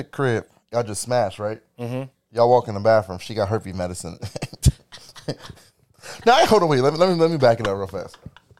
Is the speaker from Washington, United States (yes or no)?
no; Blackwood, New Jersey, United States; I'm from Blackwood.